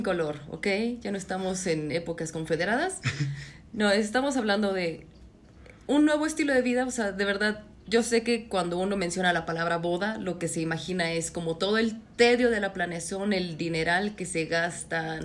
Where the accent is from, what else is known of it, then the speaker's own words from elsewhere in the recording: Mexico; Somos mexicanos